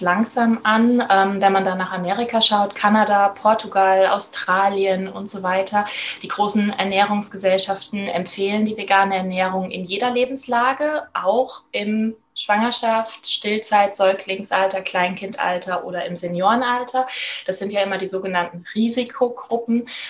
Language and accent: German; Rhineland-Palatinate, Germany; ich komme aus Rheinland-Pfalz